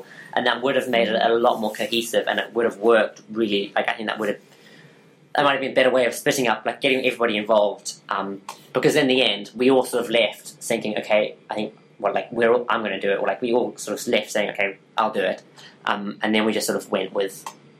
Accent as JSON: {"language": "English", "country": "Zimbabwe", "said": "I'm from Zimbabwe."}